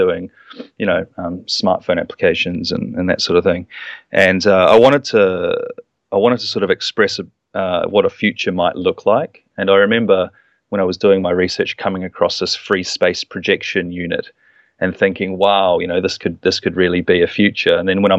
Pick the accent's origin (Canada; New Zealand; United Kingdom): New Zealand; moved away as an adult; I'm from New Zealand, but I traveled over here and studied